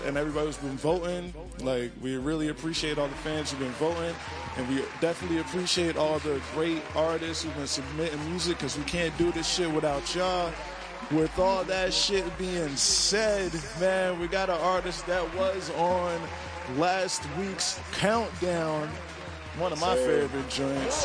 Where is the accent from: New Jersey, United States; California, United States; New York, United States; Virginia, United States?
New Jersey, United States; I'm from Jersey